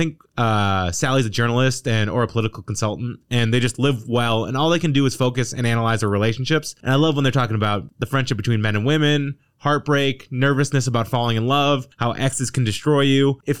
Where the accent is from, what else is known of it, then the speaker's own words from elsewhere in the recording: Northeast, United States; I'm a Jew from the Northeast.